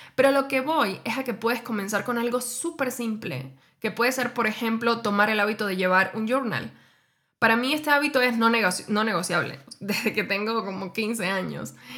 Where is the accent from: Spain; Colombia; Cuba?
Cuba; moved away as an adult; now in Mexico; yo emigré hace casi seis años desde Cuba hacia México